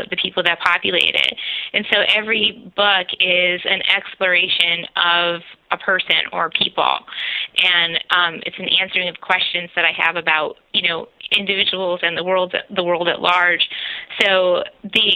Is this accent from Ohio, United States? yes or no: no; New Jersey, United States; the town that we grew up in New Jersey